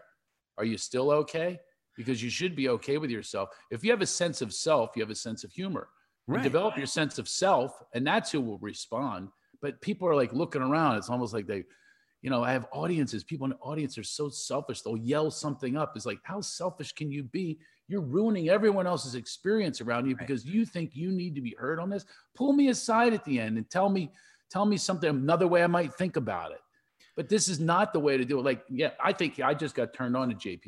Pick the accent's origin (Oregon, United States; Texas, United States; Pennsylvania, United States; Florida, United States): Pennsylvania, United States; Philadelphia; moved away; I grew up in Philadelphia.